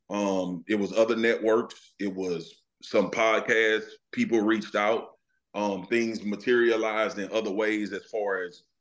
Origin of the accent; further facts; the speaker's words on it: Louisiana, United States; I'm from Louisiana